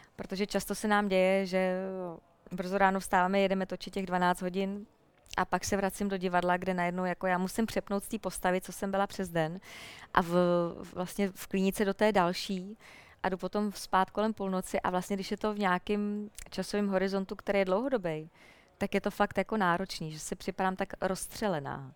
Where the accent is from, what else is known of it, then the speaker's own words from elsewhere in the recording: Jičín, Hradec Králové Region, Czechia; já jsem vyrůstala v Jičíně, v paneláku